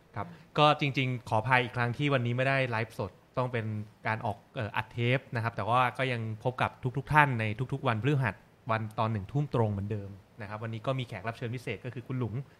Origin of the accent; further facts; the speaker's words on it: Bangkok, Thailand; อย่างผมเป็นคนกรุงเทพ